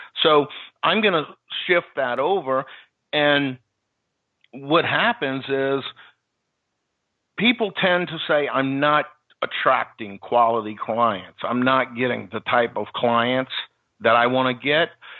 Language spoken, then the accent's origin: English; New Orleans, Louisiana, United States; I grew up in New Orleans